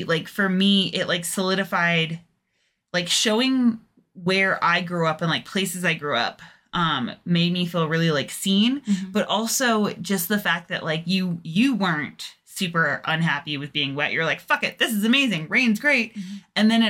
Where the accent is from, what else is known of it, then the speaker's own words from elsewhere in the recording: England, United Kingdom; now in United States; when I moved to the States, it was very much like you couldn't like say, oh yeah, I'm from England without people making a really big deal of it.